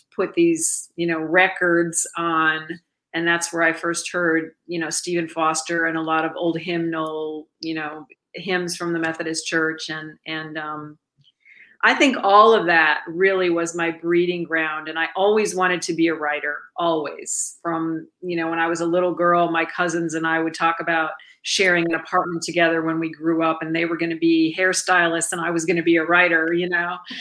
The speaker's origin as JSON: {"language": "English", "town": "Milwaukee", "region": "Wisconsin", "country": "United States", "tie": "born or raised there", "moved": "yes", "said": "my hometown, which is Milwaukee, Wisconsin"}